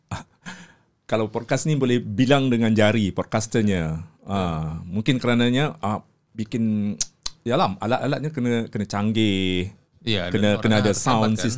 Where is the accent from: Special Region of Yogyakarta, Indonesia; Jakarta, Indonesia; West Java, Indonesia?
West Java, Indonesia; Bandung; Kalau dari saya asal dari Indonesia di Bandung.